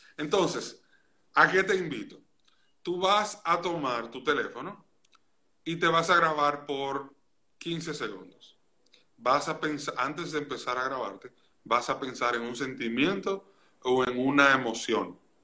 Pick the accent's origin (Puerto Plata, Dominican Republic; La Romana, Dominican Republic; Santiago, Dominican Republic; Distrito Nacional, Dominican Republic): Santiago, Dominican Republic; Santiago de los Caballeros; yo nací y me crié en Santiago de los Caballeros en República Dominicana